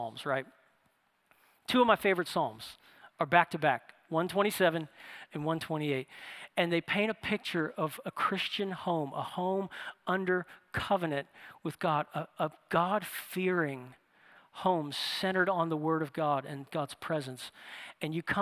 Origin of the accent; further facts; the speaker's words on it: New Orleans, Louisiana, United States; moved away; I'm from New Orleans, and I lived in New Orleans